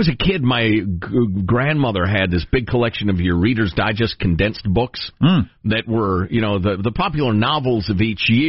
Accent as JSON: {"language": "English", "region": "Midwest", "country": "United States", "tie": "born or raised there", "moved": "yes", "said": "Growing up in the Midwest, of course, we had a basement."}